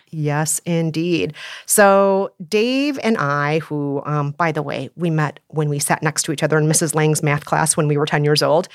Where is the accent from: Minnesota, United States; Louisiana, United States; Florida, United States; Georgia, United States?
Minnesota, United States; Minneapolis; moved away; my hometown